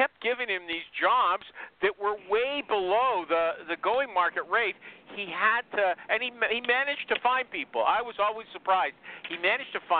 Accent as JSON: {"language": "English", "country": "Canada", "said": "I'm a Canadian"}